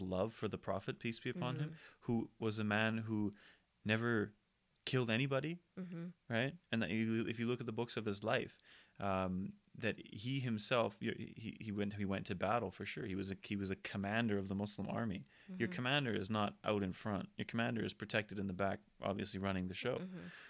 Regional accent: United Kingdom; Like, I'm British. I'm actually French as well.

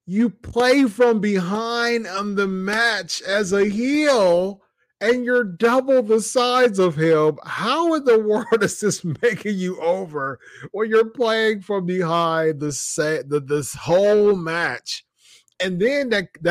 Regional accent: Ohio, United States; I'm from Ohio

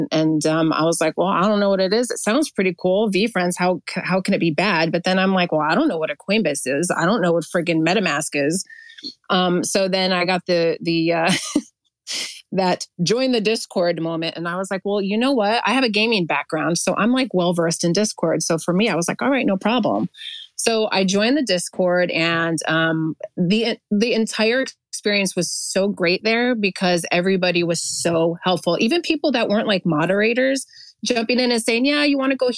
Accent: New Jersey, United States; accent: New Jersey; I'm a native New Jerseyan, if you couldn't tell by my accent

